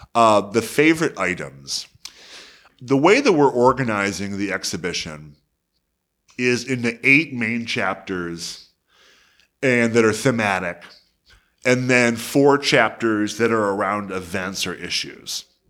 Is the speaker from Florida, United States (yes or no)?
no; Detroit, Michigan, United States; my hometown of Detroit